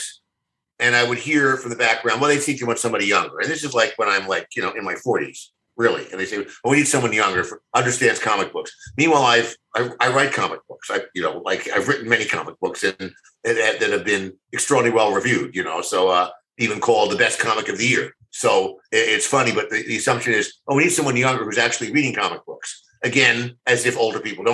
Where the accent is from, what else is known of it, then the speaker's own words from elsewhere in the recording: Philadelphia, Pennsylvania, United States; moved away; Philadelphia. It was like my hometown